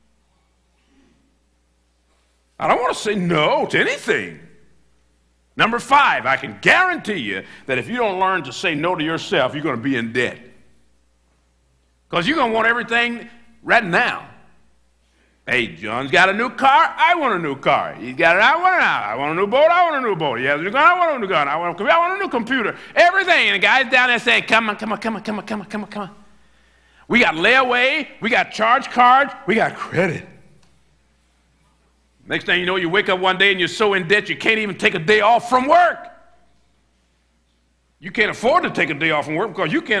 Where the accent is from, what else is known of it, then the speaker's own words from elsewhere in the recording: United States; I'm a preacher from America